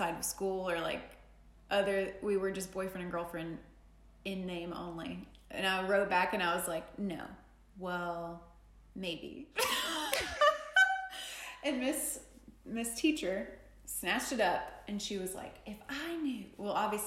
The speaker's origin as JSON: {"language": "English", "town": "Jackson", "region": "Tennessee", "country": "United States", "tie": "born or raised there", "said": "I grew up in the South, I grew up in Tennessee"}